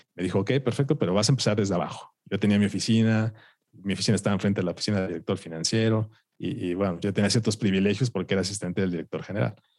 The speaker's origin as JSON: {"language": "Spanish", "country": "Mexico", "tie": "born or raised there", "said": "a los siete años, aquí en la ciudad, eh, bueno, en México"}